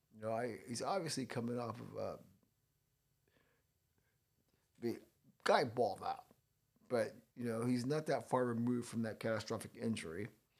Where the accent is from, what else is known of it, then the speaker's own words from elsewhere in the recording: Missouri, United States; I'm from Missouri, you know. Show me. Prove it to me.